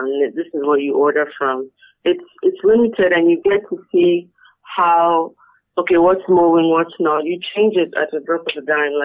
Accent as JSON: {"language": "English", "country": "Nigeria", "tie": "born or raised there", "said": "I spent some time outside, but I did grow up here. It's not like I'm a foreigner. I did grow up here."}